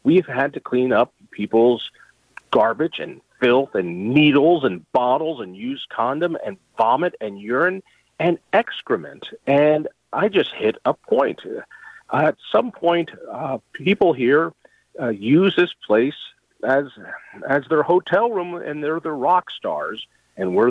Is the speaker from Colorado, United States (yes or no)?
yes; Colorado, United States; I grew up in Colorado, and it's just such a beautiful place.